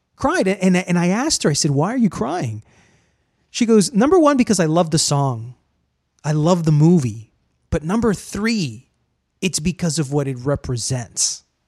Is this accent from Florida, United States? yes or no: no; New York, United States; I'm Colombian-American, so my parents are Colombian. I was born in New York. So I identify more as an American than a Colombian